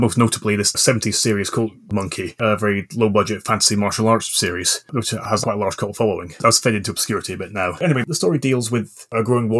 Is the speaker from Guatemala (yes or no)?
no; Scotland, United Kingdom; I grew up in the Scottish borders with English parents, which, if anyone's ever wondered, is why my accent is all over the place.